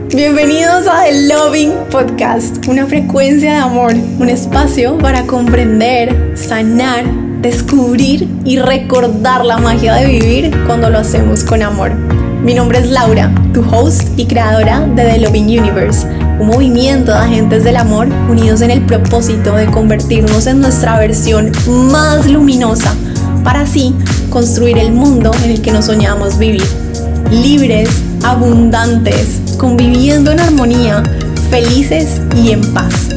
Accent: Colombia; yo como colombiana

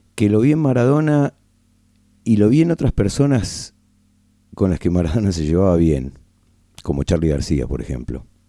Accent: Argentina; aún siendo argentino

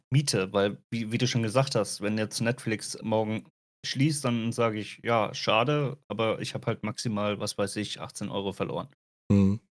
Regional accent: Germany; Äh, das gab es ja schon mal bei uns in Deutschland sogar.

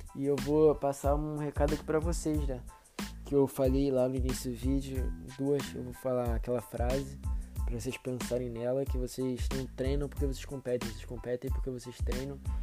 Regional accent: Rio de Janeiro, Brazil; Eu moro no Rio, né? sou carioca.

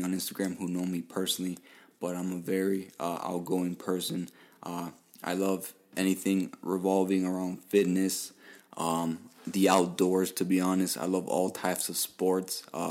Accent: Miami, Florida, United States; I was born and raised here in Miami, Florida.

